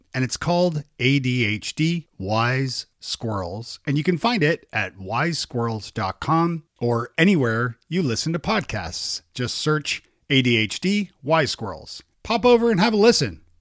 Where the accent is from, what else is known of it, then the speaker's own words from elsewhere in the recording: Toronto, Ontario, Canada; now in Nashville, United States; I'm from Toronto originally